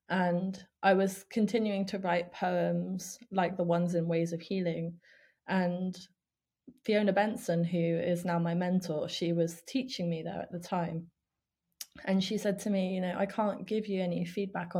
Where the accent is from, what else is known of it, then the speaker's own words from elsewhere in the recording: Spain; moved away; also born or lived in Ukraine / United Kingdom; I grew up in Spain. I lived there for 10 years